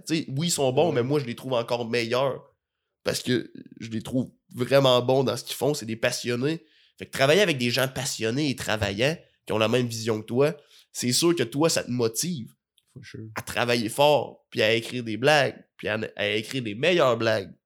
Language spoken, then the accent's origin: French; Rimouski, Quebec, Canada; now in Montreal, Canada; j'ai grandi à Rimouski, mais dans une famille gaspésienne